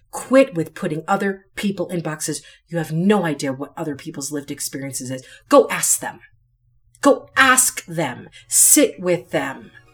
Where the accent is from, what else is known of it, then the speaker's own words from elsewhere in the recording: United States; my parents and grandparents and great-grandparents went through to get me to be born here